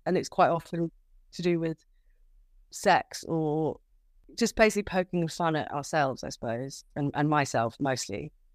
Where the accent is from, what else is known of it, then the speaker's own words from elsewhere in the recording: Kent, South East England, United Kingdom; moved away as an adult; also born or lived in London; now in Margate, United Kingdom; I'm originally from Kent. So, I moved to London when I was eighteen